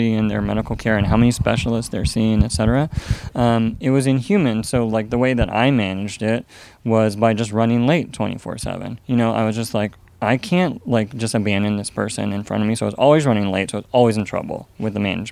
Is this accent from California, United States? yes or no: yes; Fremont, California, United States; I grew up in Alameda County, Union City, Fremont, Hayward, went to Moreau Catholic High School on Mission Boulevard in Hayward.